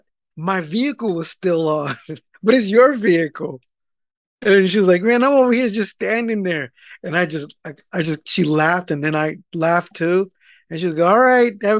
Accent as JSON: {"language": "English", "area": "East Bay", "region": "California", "country": "United States", "said": "we're from the East Bay"}